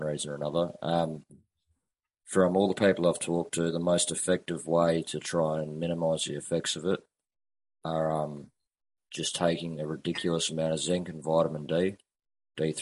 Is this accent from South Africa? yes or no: no; Australia; being that I'm Australian and I live in the bush